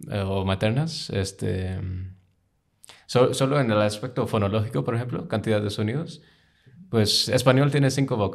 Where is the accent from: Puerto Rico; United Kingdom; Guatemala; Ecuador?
United Kingdom; Spanish is a second language; now in United States; Pero este, no, no, no crecí en India. Este, crecí un rato en Reino Unido, {S1} luego {S0} de, que mis padres se divorciaron me mudé a Estados Unidos con mi mamá, que emigró ahí luego.